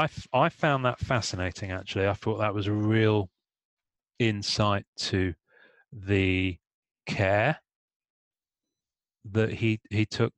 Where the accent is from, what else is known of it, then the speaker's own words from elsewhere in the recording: England, United Kingdom; I'm English